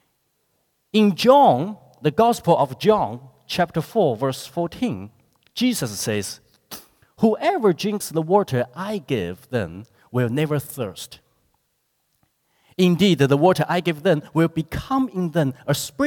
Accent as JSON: {"language": "English", "country": "China", "tie": "born or raised there", "moved": "as an adult", "lives_now": "New Zealand", "said": "I grew up in China"}